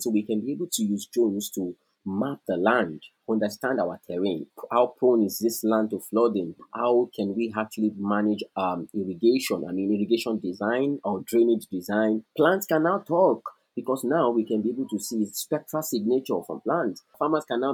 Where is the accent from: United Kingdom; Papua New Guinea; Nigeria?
Nigeria; I am a Nigerian, living and working in Nigeria